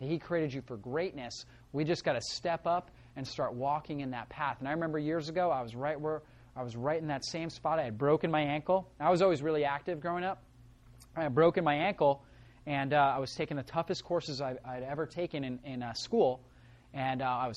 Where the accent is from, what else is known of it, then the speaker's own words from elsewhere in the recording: Northeast Florida, United States; I grew up in Northeast Florida